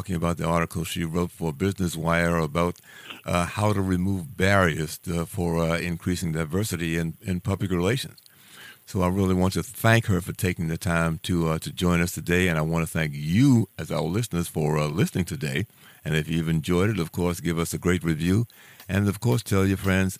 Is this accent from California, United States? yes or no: no; Washington, District of Columbia, United States; as an African-American, I'm from Washington, D.C.